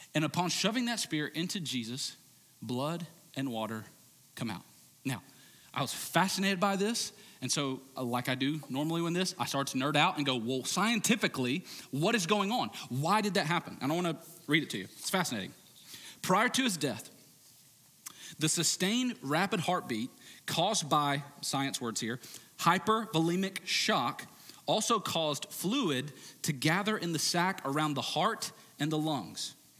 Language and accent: English; United States; modern American Christians